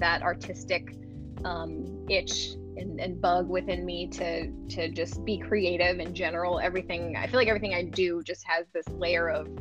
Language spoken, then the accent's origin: English; Los Angeles, California, United States; born and raised in Los Angeles